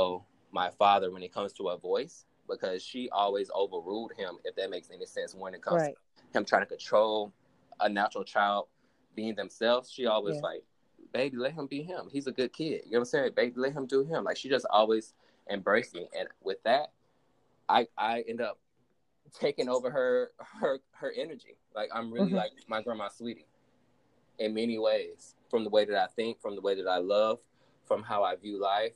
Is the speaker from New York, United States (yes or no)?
no; Pensacola, Florida, United States; also born or lived in Mobile, Alabama; I'm from down south. I was born in Mobile, Alabama, raised in Pensacola